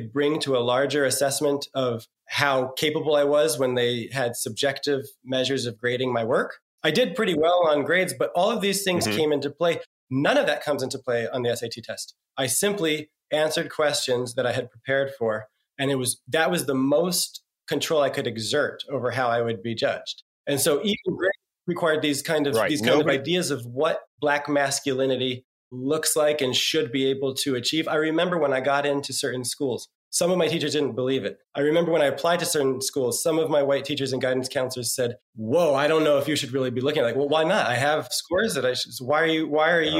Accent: New Jersey, United States; I'm from New Jersey

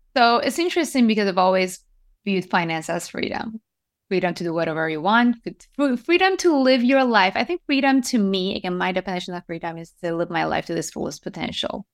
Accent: Iran; moved away; also born or lived in Japan; I was born and raised in Iran

